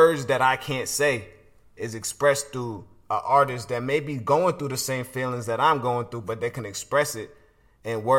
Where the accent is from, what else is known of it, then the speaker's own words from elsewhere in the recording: Atlanta, Georgia, United States; also born or lived in Brooklyn; where I was raised here in Atlanta.